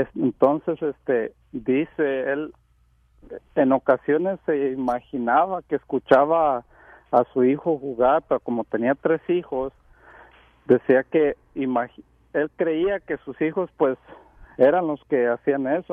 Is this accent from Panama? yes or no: no; Huentitán, Jalisco, Mexico; moved away; also born or lived in Seattle, Washington; Somos de allá donde es Vicente Fernández, somos de Huentitán